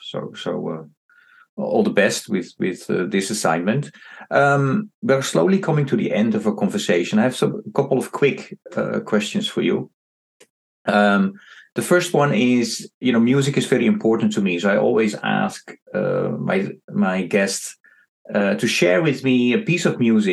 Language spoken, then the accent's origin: English; Netherlands; I am also from the Netherlands